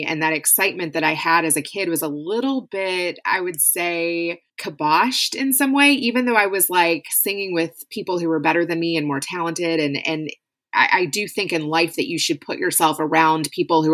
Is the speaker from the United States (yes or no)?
yes; Louisville, Kentucky, United States; I grew up in Louisville, Kentucky. I lived there most of my life, born and raised there